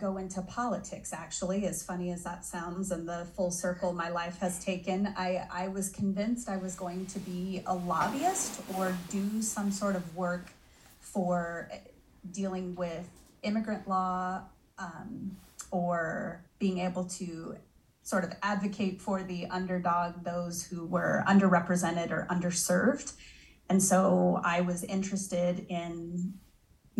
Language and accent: English; Silver Valley, Idaho, United States; now in Boise, United States; I'm an Idaho kid. I was born and raised in the Silver Valley. So the panhandle of Idaho is where I grew up